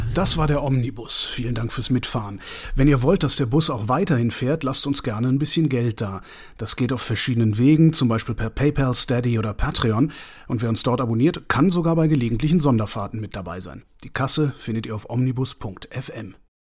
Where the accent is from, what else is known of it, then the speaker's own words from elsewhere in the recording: near Bonn, North Rhine-Westphalia, Germany; ich bin ja in der Nähe von Bonn groß geworden